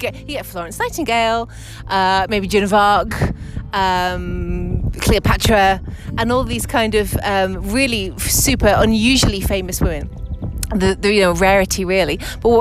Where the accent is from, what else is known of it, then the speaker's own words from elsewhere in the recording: England, United Kingdom; moved away as an adult; now in Madrid, Spain; I'm originally from England, where I was a museum curator for almost 20 years. Then I moved to Madrid 3 years ago